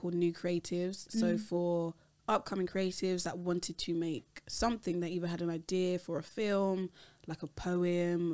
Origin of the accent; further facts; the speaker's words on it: London, United Kingdom; I'm Nigerian, but I was born in London.